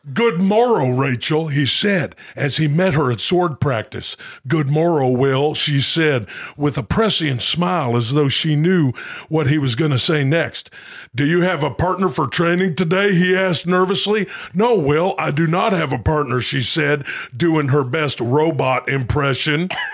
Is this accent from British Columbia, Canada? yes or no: yes; Ladner, British Columbia, Canada; my hometown is called Ladner